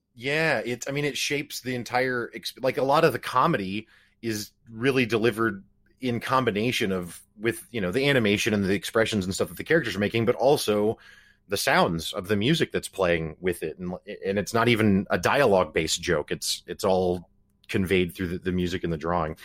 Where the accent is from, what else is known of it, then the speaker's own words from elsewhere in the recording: Springfield, Missouri, United States; I'm from Springfield, Missouri, so from nowhere town U S A, basically